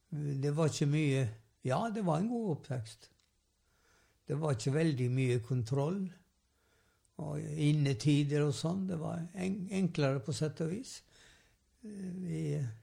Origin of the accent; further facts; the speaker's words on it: Sævareid, Vestland, Norway; Jeg vokste opp i Sævarei, ei um, kystbygd på Vestlandet